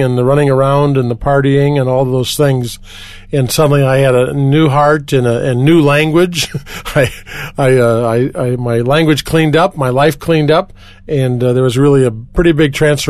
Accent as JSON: {"language": "English", "town": "Milwaukee", "region": "Wisconsin", "country": "United States", "tie": "born or raised there", "moved": "yes", "lives_now": "Colorado Springs, United States", "said": "I grew up near Chicago, by one of the Great Lakes, Lake Michigan, in a city called Milwaukee, Wisconsin"}